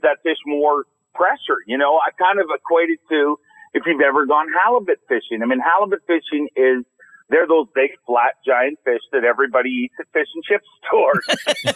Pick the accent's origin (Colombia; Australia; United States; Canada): Canada; I'm Canadian